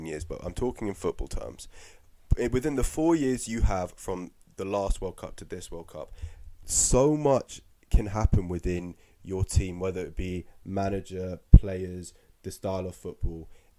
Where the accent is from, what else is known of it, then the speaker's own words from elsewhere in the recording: England, United Kingdom; we're English